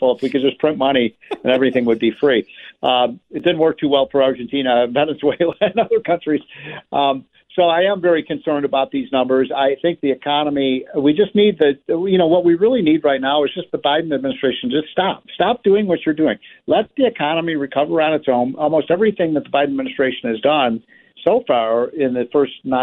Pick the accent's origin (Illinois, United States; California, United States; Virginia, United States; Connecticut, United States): Illinois, United States; my home state of Illinois